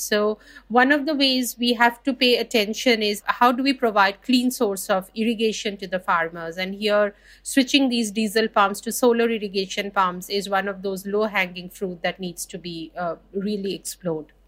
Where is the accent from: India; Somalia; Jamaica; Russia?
India; I'm from India and we have actually basket cases of groundwater overexploitation